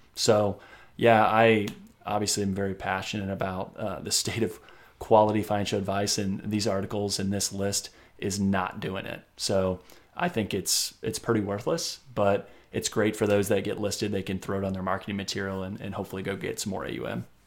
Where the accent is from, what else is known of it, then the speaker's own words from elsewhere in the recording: Indiana, United States; my home state of Indiana